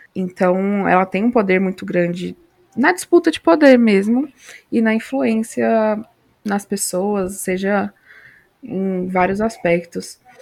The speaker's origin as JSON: {"language": "Portuguese", "region": "São Paulo", "country": "Brazil", "moved": "yes", "lives_now": "Natal, Brazil", "said": "Moro em Natal, Rio Grande do Norte, mas sou paulista"}